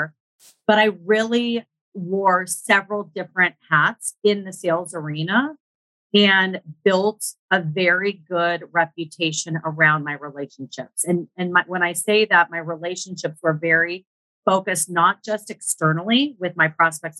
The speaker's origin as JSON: {"language": "English", "region": "Northern California", "country": "United States", "tie": "born or raised there", "said": "I grew up in Northern California"}